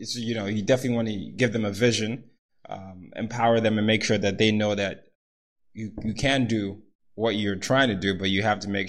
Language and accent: English; Nigeria; I'm the oldest of three boys. I'm from Nigeria. Grew up in different parts of the world